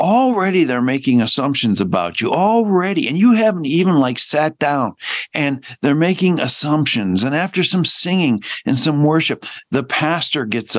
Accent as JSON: {"language": "English", "town": "Hamilton", "region": "Ontario", "country": "Canada", "tie": "born or raised there", "also_born_or_lived": "Chicago", "moved": "yes", "said": "My parents moved from Owen Sound, Ontario, 2 months before I was born, to Chicago. And then they moved back to Hamilton, Ontario"}